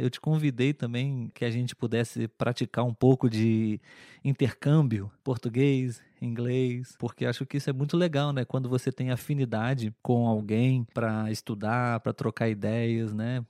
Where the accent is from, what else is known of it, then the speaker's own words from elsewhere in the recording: Brazil; nós aqui no Brasil